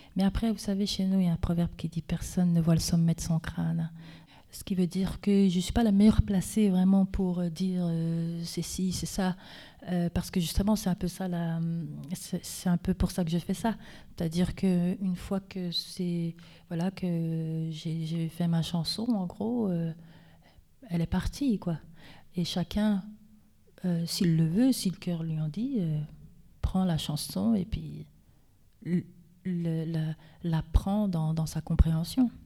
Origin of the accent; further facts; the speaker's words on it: Vosges, Grand Est, France; je suis des Vosges, euh, je, suis française, je suis vosgienne